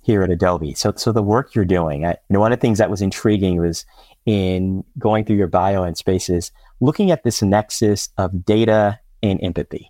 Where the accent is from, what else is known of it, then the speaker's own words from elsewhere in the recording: Washington, District of Columbia, United States; my hometown of Washington, D C